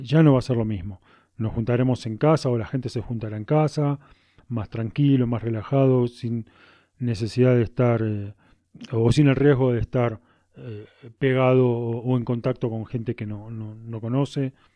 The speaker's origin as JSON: {"language": "Spanish", "country": "Argentina", "moved": "yes", "lives_now": "Cusco, Peru", "said": "a pesar de mi acento, soy, que soy argentino, vivo en Cusco, Perú"}